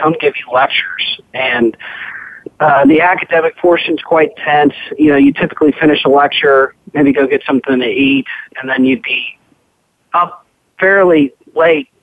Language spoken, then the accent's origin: English; Lexington, Kentucky, United States; I grew up in Lexington, Kentucky, which is a great place to be introduced to the thoroughbred racing and breeding business